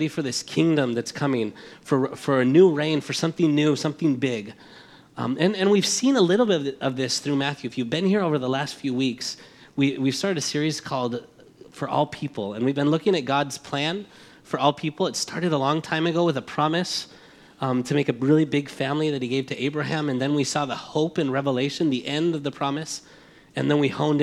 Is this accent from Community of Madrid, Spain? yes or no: yes; Madrid, Community of Madrid, Spain; now in United States; But we're from Spain. I was born here, raised there